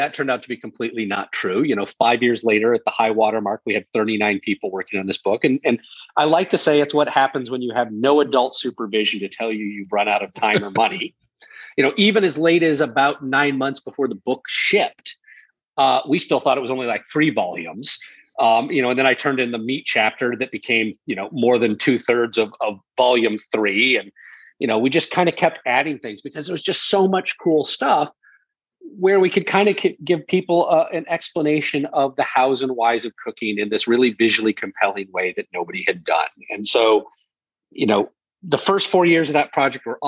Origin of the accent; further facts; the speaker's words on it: United States; moved away; also born or lived in London; my wife is American and I'm American